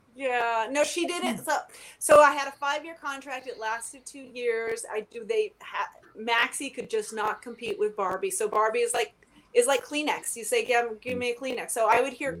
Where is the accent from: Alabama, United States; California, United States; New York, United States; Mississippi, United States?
California, United States; Palos Verdes; also born or lived in Vancouver, Canada / Toronto, Canada; I grew up in Palos Verdes, so living in California my whole life